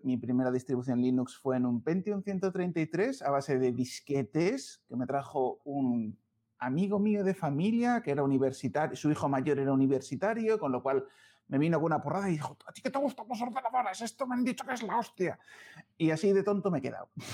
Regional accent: León, Castile and León, Spain; now in Madrid, Spain; soy leonés

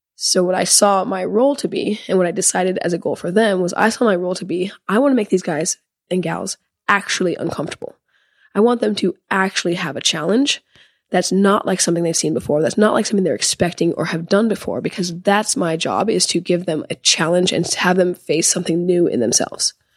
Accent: Seattle, Washington, United States; I'm from Seattle

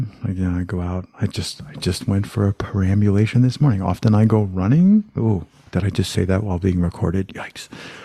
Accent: United States; I'm from the States

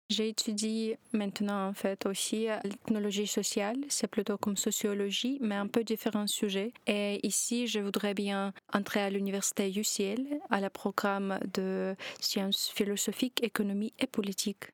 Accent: Kyiv, Ukraine; French is a second language; moved away as an adult; now in Belgium; je suis arrivée de Kiev

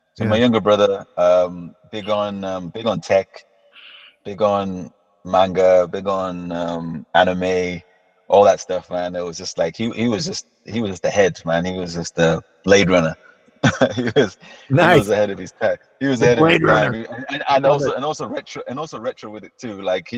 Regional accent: Tanzania; born there; also born or lived in Kuwait; I was born in Tanzania, and my dad's a doctor, I'm also, and then we moved to Kuwait actually first.

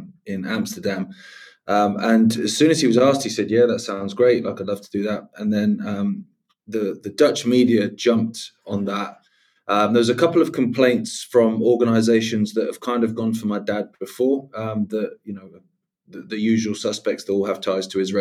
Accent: England, United Kingdom; I'm English.

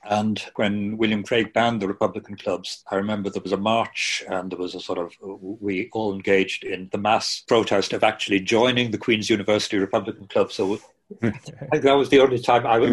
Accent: Bray, County Wicklow, Ireland; also born or lived in Belfast; I was brought up in Bray.

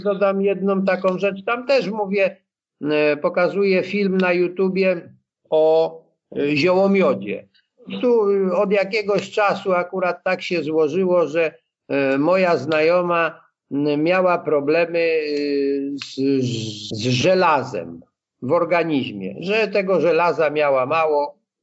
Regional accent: Blachownia, Silesian Voivodeship, Poland; born or raised there

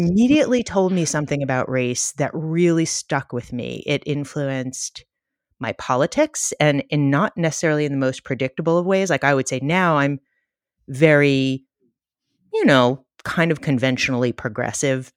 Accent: New York City, New York, United States; I grew up in the Bronx, and I'm, like, from a very liberal Jewish family in Co-op City in the Bronx

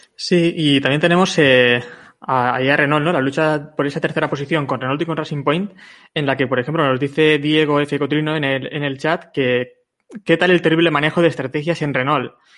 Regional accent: Valencian Community, Spain; como valenciano

